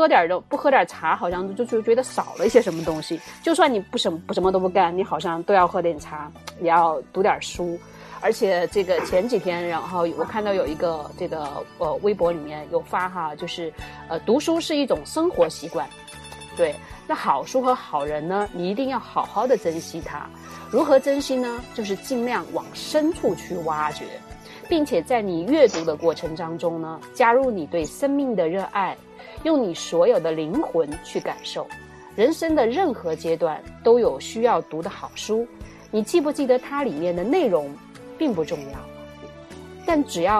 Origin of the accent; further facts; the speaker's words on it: China; 既可以听到我们中国人的声音，也知道我们现在中国人在对时下在忙些什么